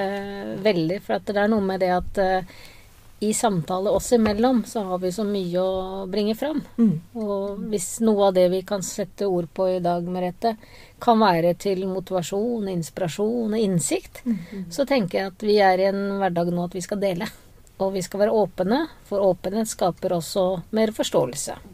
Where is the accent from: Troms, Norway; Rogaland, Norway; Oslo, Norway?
Oslo, Norway; moved away as an adult; now in Grimstad, Norway; jeg er opprinnelig fra Oslo, og jeg trives veldig godt på Sørlandet.